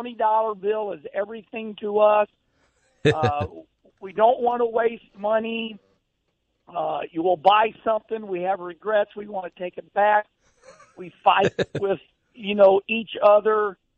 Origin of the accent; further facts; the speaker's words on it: St. Louis, Missouri, United States; winning in front of my hometown